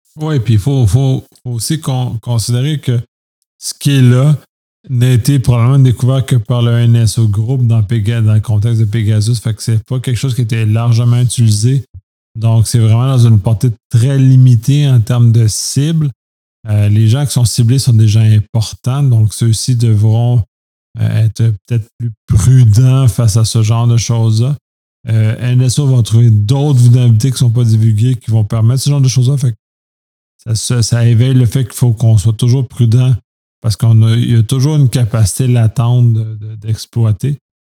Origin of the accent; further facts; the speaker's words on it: Canada; en tant que Canadien